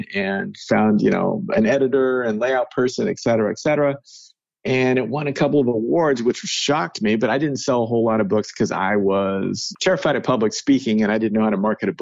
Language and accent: English; Salem, United States; I grew up in Salem